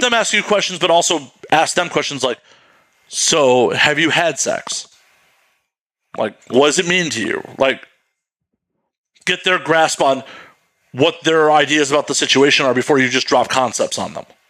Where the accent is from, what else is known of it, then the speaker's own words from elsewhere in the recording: Midwest, United States; I grew up in the Midwest